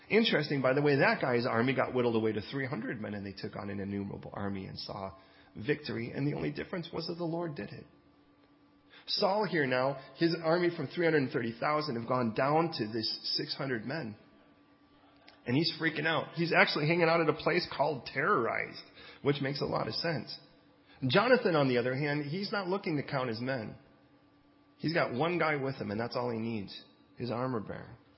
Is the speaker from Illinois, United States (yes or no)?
no; California, United States; I mean, I came from California, and California, most of the stuff was Spanish.